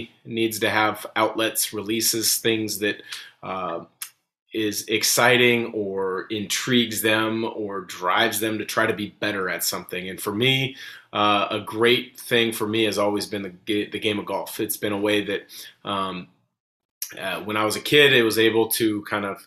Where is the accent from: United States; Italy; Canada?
United States; Portland, Oregon; I grew up in the Portland area.